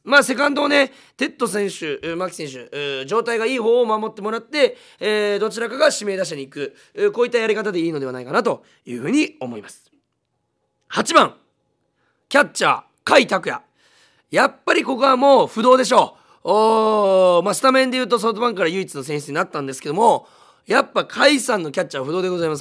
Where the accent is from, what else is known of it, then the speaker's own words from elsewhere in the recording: Munakata, Fukuoka, Japan; 私、えー、新た宗像市出身なんですけども